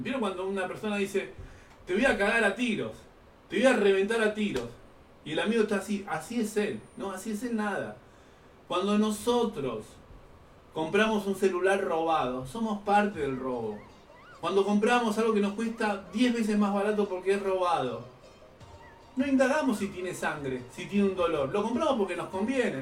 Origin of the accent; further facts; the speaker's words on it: Bolivia; now in Buenos Aires, Argentina; como colectividad boliviana acá en la ciudad de Buenos Aires